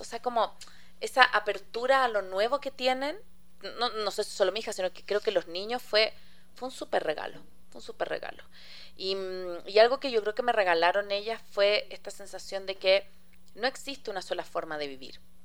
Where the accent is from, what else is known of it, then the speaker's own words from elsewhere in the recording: Chile; now in Ecuador; yo soy chilena, tengo mi familia allá